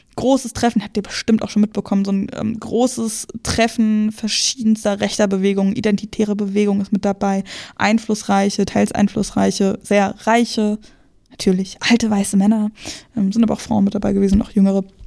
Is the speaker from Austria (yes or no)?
no; Brandenburg, Germany; Ich komme aus der Nähe von Berlin, so Randgebiet ist schon Brandenburg